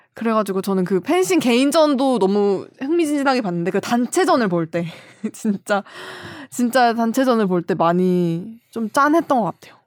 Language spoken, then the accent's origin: Korean; Cheonan, South Chungcheong, South Korea; 제 고향이 천안인데